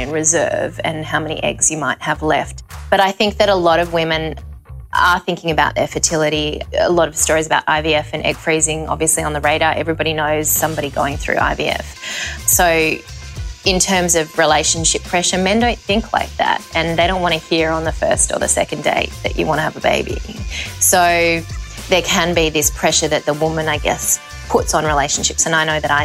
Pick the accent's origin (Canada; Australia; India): Australia; Sydney, New South Wales; now in Hong Kong; I currently live in Hong Kong, but I'm from Sydney